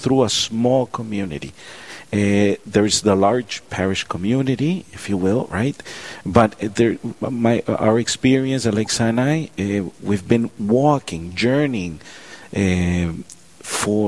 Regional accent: Miami, Florida, United States; moved away as an adult; We grew up in Florida, Miami, Florida

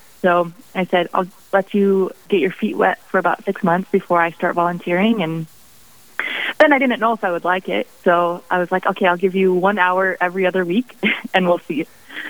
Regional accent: Sioux Falls Catholic Diocese, South Dakota, United States; also born or lived in Ohio; I grew up in the Sioux Falls Catholic Diocese.

